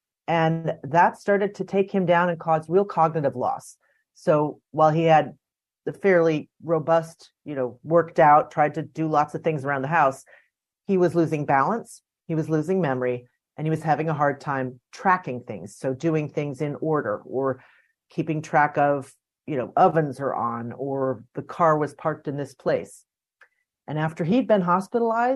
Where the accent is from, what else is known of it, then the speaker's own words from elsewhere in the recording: United States; I grew up outside Washington, D.C. in the suburbs